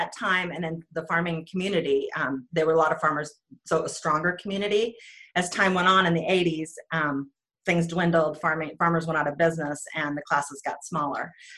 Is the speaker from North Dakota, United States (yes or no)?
yes; northern North Dakota, United States; moved away as an adult; now in Oregon, United States; I grew up in northern North Dakota, right on the Canadian border, and my dad's a farmer